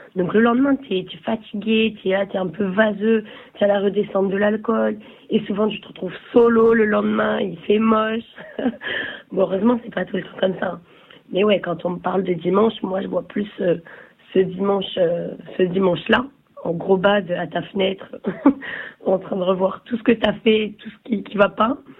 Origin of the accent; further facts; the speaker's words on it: Nice, Provence-Alpes-Côte d'Azur, France; moved away as an adult; now in Paris, France; je viens de Nice. Enfin, j'ai grandi à Nice et je suis arrivée sur Paris